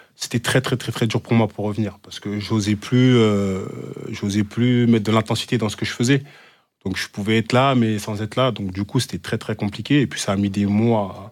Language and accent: French; Évreux, Normandy, France; now in Rodez, France; je suis parti de, d'Evreux, d'une petite banlieue